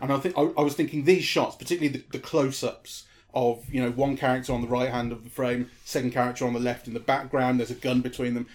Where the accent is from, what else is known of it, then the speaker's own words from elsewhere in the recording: United Kingdom; being British